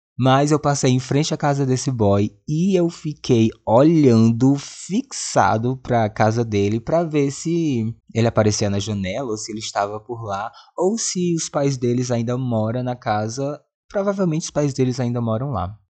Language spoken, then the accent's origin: Portuguese; Presidente Dutra, Maranhão, Brazil; moved away; a cidade onde eu cresci, Presidente Dutra, Maranhão.